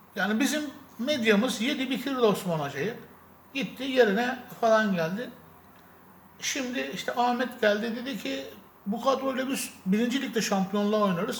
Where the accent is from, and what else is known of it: Sakarya, Turkey